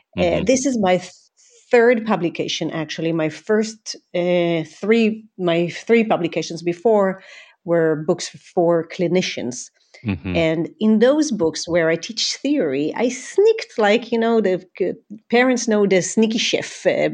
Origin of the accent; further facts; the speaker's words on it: Israel; I grew up in Israel. My parents immigrated when they were young children. My father is from Iran. My mother is from Syria.